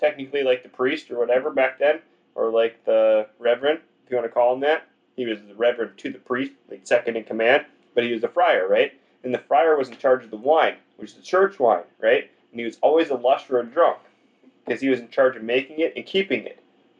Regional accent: Boston, Massachusetts, United States; I'm from Boston, bitch. I'm from Beantown, motherfucker.

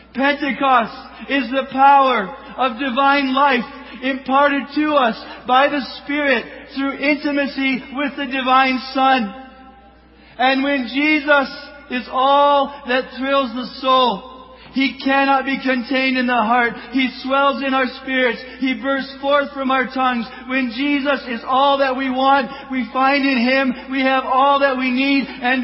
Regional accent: Kenya; born there; I was born in Kenya.

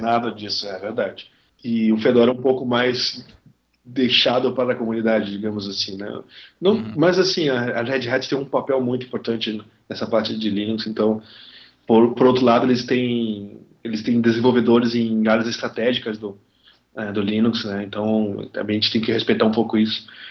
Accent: Belém, Pará, Brazil; moved away as an adult; now in Curitiba, Brazil; eu não sou de Curitiba, eu, moro, eu, eu não sou de tipo, Belém do Pará, então eu fui para Curitiba estudar

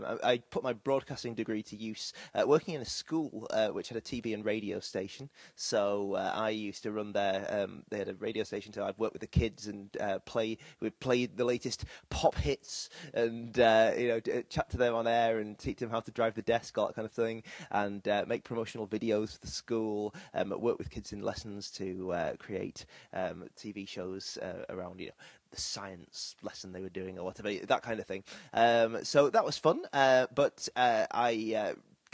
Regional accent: Bradford, Yorkshire and the Humber, United Kingdom; moved away as an adult; also born or lived in Leeds; now in Manchester, United Kingdom; No, I'm from Bradford originally, and not the Bradford that everyone calls Beswick these days. The Bradford in Bradford in West Yorkshire. And so I grew up there

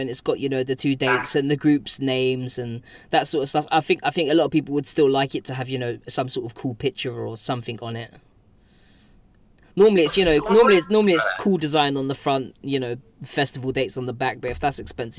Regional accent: United Kingdom; being British

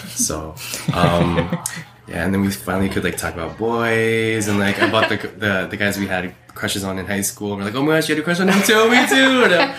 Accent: Philippines; But even then, my coming out experience as like a Filipino, because I know like Philippines is like big on that and stuff, on like Catholicism, it wasn't like that trauma, like it wasn't that bad.

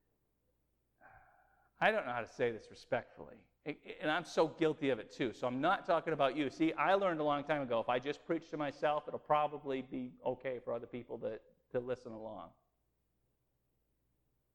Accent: New England, United States; we grew up in New England

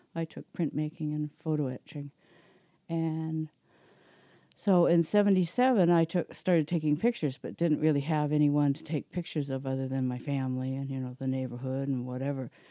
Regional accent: Belleville, Ontario, Canada; also born or lived in Toronto; I grew up in Belleville

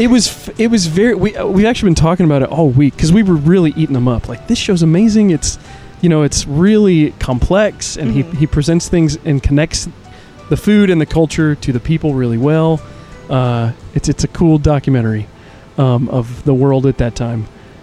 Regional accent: Warsaw, Indiana, United States; You guys have mentioned Warsaw a couple times, and we have not mentioned that Jordan and I come from the same hometown.

